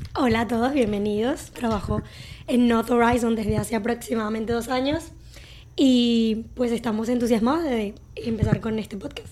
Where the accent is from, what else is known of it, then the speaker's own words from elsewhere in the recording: Venezuela; now in Canada; yo siendo venezolana, que también emigré